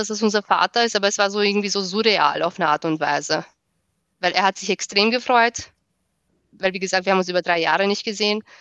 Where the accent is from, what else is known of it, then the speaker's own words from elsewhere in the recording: Austria; Genau, ich bin Österreicherin.